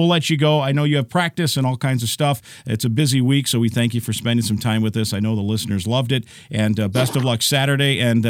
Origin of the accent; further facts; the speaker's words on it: Iowa, United States; moved away; I grew up in Iowa. I grew up like 50 miles from both Fayette and Cedar Falls